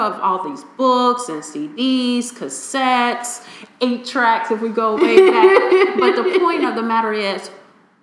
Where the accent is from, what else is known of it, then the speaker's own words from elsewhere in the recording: Chicago, Illinois, United States; I come from Chicago's inner city. I grew up in Inglewood